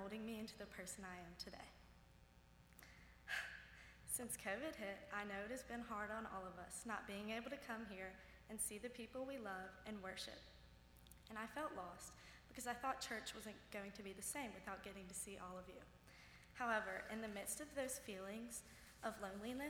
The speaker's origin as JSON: {"language": "English", "town": "Jackson", "region": "Mississippi", "country": "United States", "tie": "born or raised there", "said": "I am from Northminster, the small Episcopalian church in Jackson, Mississippi"}